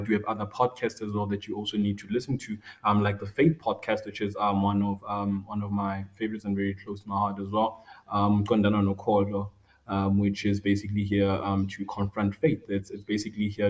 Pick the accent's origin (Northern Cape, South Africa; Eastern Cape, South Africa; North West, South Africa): North West, South Africa; Rustenburg; born and bred in Rustenburg, in a local community near the Sun City Resort